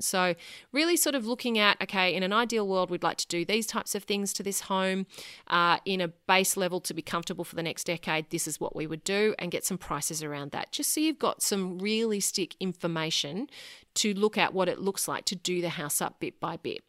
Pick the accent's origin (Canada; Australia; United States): Australia; Sydney, New South Wales; moved away as an adult; now in Brisbane, Australia; I was born and bred in Sydney, lived there until my late 20s